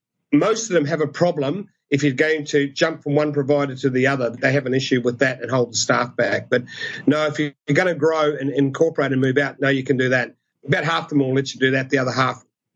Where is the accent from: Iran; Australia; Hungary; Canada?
Australia; we're Australian.